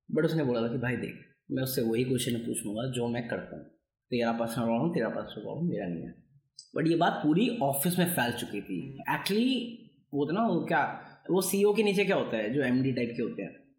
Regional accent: Bihar, India; मैं बिहारी हूँ

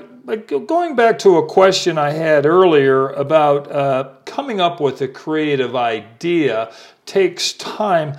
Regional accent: El Paso, Texas, United States; moved away; I'm from El Paso, Texas, out there in the desert. I am a desert rat

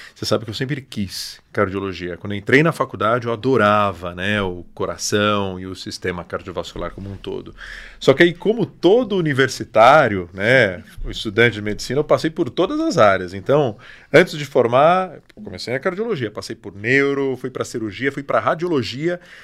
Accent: São José dos Campos, São Paulo, Brazil; also born or lived in Mogi das Cruzes; Sou daqui, sou de São José e alguns anos eu tô voltei para cá

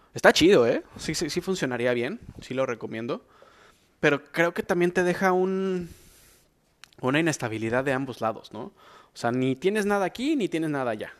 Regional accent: Mexico; soy mexicano

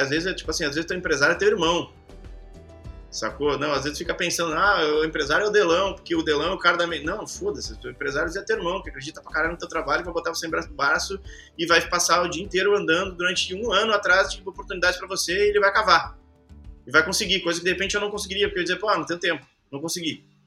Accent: Caxias do Sul, Rio Grande do Sul, Brazil; moved away as an adult; also born or lived in Rocinha, Rio de Janeiro; Eu saí lá de Caxias do Sul, fiquei três anos na Rocinha morando num sótão.

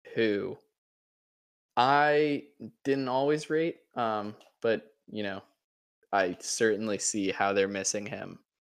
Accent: United States; as an American

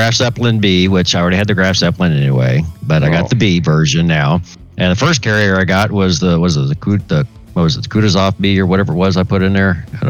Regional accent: Tulsa, Oklahoma, United States; moved away; We went to my hometown back up in Tulsa.

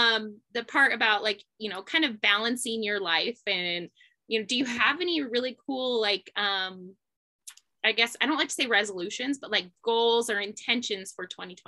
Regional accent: Harrison, Idaho, United States; also born or lived in Lewiston, Idaho; Yeah, I grew up in Harrison. St. Mary Harrison.

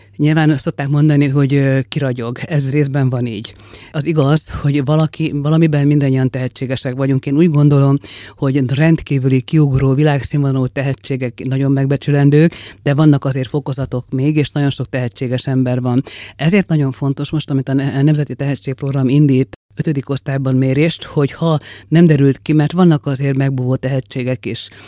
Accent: Szolnok, Jász-Nagykun-Szolnok, Hungary

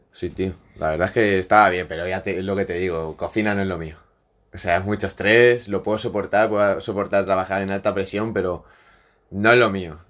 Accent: Godella, Valencian Community, Spain; moved away; Yo soy de Valencia.

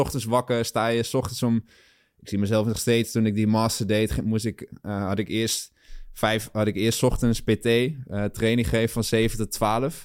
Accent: Achterhoek, Gelderland, Netherlands; moved away as an adult; also born or lived in Nijmegen / Amsterdam; ik kom een sprong uit de Achterhoek

